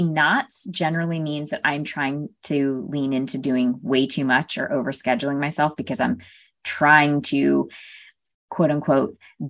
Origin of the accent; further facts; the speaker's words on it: Connecticut, United States; My sister and I were raised in Connecticut, very small town in Connecticut.